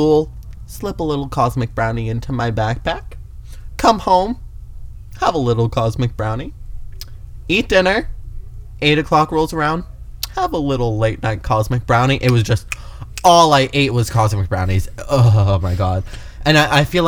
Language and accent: English; Canada; now in United States; I'm Canadian